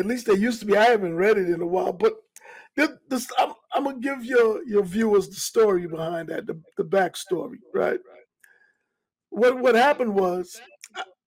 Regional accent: New York City, New York, United States; moved away as an adult; I grew up in Hollis, Queens, and I'm a Queens native

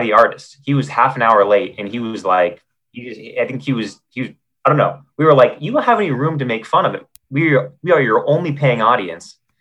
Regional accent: North Bend, Oregon, United States; now in Los Angeles, United States; Oregon coast, uh, North Bend, Oregon

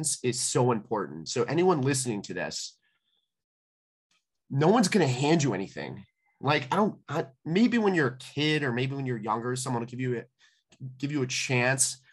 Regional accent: Calumet City, Illinois, United States; I grew up in Calumet City

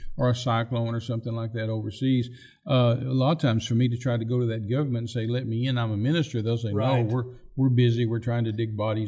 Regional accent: Midland, Texas, United States; I grew up in Midland, Texas

